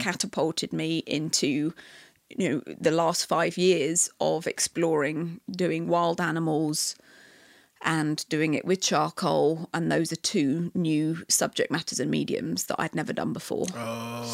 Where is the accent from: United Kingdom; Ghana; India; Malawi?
United Kingdom; England; moved away as an adult; now in Canada; I love aspects of being British that I love